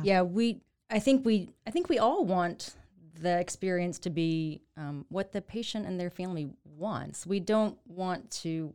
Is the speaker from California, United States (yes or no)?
no; Waco, Texas, United States; also born or lived in Fort Worth / New York; a Waco native